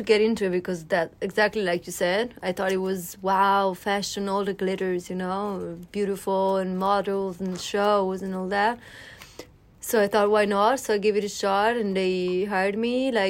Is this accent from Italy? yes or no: yes; Milan, Lombardy, Italy; Yes, I am.